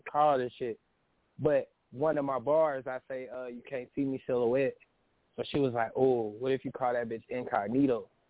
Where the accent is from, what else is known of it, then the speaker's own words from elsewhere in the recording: Panama City, Florida, United States; I'm from Panama City, Florida, uh, a small town